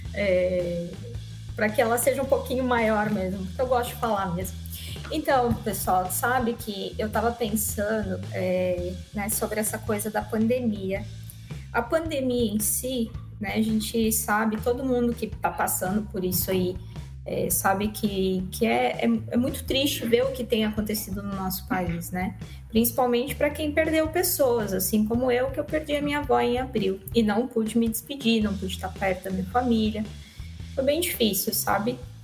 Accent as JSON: {"language": "Portuguese", "region": "Rio Grande do Sul", "country": "Brazil", "also_born_or_lived": "Rondônia", "moved": "yes", "lives_now": "Cacoal, Brazil", "said": "eu sou do Rio Grande do Sul"}